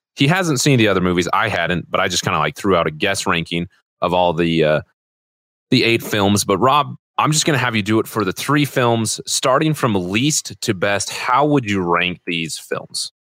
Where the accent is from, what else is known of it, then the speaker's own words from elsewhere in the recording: Utah, United States; growing up in Utah